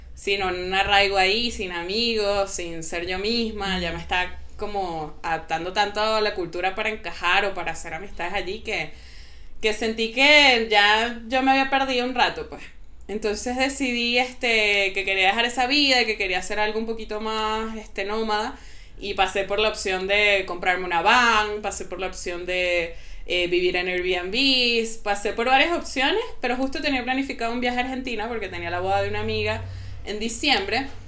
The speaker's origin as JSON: {"language": "Spanish", "country": "Venezuela", "tie": "born or raised there", "also_born_or_lived": "Mexico", "moved": "as an adult", "said": "soy venezolana, pero no tengo ni sangre venezolana ni papeles venezolanos"}